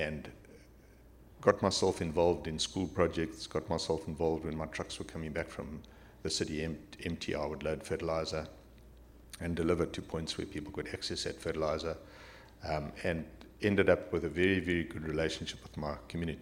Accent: Zimbabwe; I was born in Zimbabwe in 1957. My son was born there in 1985. I grew up in a very rural background, the only little white kid amongst all the black children on my father's farm

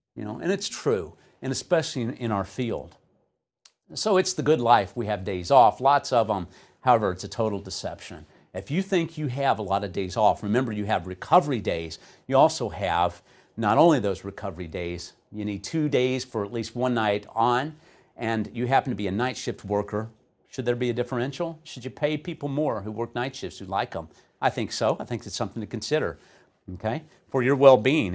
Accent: Texas, United States; I'm from Texas

